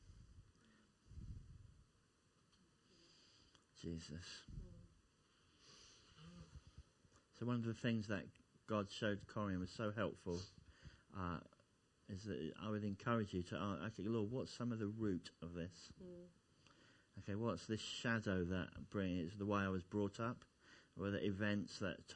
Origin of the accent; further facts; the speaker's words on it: Essex, East of England, United Kingdom; now in Kettering, United Kingdom; I come from Essex originally